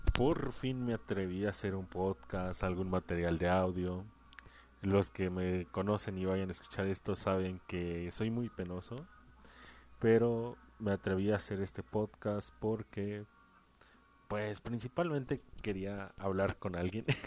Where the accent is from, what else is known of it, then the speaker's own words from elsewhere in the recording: San Luis Potosí, Mexico; Yo soy de San Luis Potosí